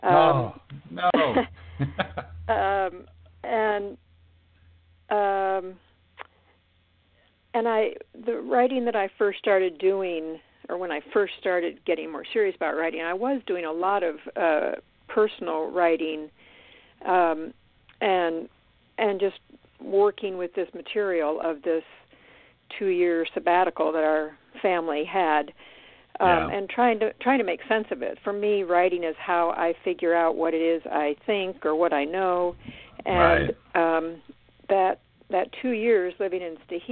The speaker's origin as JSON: {"language": "English", "region": "Midwest", "country": "United States", "tie": "born or raised there", "moved": "yes", "said": "I was born and raised in the Midwest"}